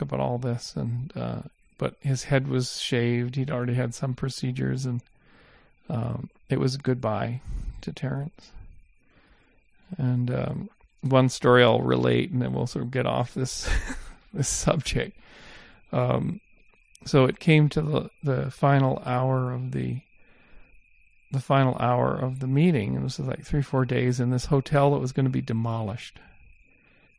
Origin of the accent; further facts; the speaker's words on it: Canada; moved away; when I was growing up in Canada in the 70s